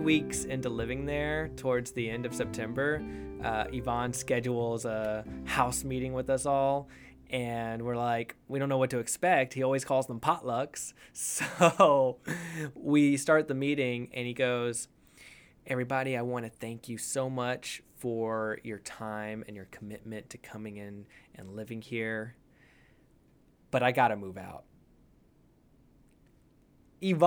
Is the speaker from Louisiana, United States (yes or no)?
no; Houston, Texas, United States; now in Austin, United States; Houston is where I like to say I was born and raised